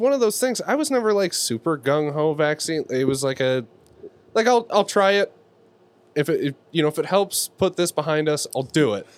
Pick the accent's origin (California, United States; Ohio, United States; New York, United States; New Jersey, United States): California, United States; Bay Area; we're from the Bay Area